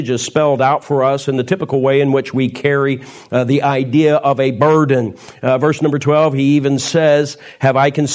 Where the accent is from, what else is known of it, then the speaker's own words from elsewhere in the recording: Louisiana, Missouri, United States; moved away as an adult; now in Pittsfield, United States; I am born and raised in Louisiana, Missouri. So I am a Missourian